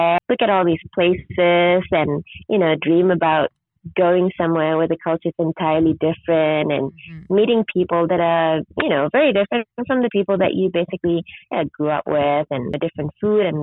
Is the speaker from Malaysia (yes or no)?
yes; Kuala Lumpur, Malaysia; moved away as an adult; now in Sabah, Malaysia; I was born in Sabah, but when I was six, I actually my mom moved to Kuala Lumpur, so I grew up in the big city